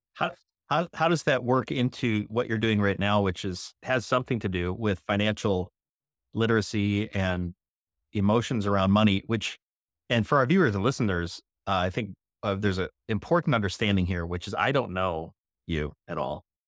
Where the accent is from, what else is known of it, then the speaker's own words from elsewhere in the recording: outside Chicago, Illinois, United States; Outside of Chicago by about sixty or seventy miles west